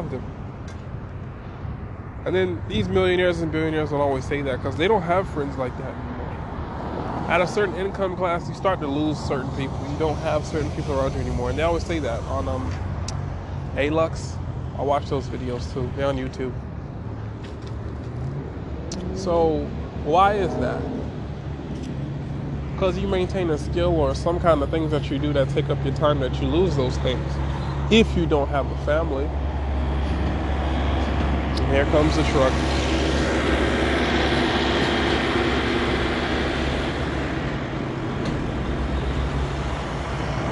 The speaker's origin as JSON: {"language": "English", "town": "Miami", "region": "Florida", "country": "United States", "said": "I'm from Miami"}